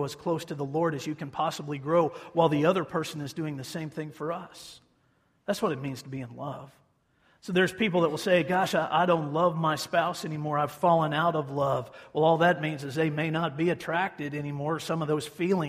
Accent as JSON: {"language": "English", "town": "Hutchinson", "region": "Kansas", "country": "United States", "tie": "born or raised there", "said": "my hometown of Hutchison"}